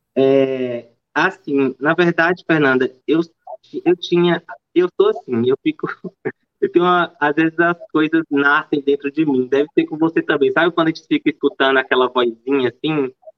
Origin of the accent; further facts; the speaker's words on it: interior of Bahia, Brazil; moved away as an adult; also born or lived in Salvador / Belo Horizonte; eu, nasci em Salvador, mas eu fui criada no interior da Bahia